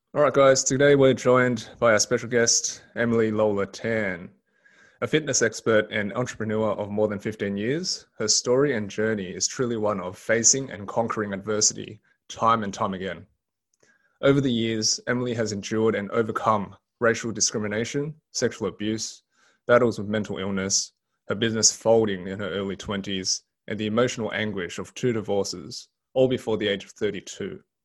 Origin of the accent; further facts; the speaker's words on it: Sydney, New South Wales, Australia; Australian born Chinese. So I was born and raised in Sydney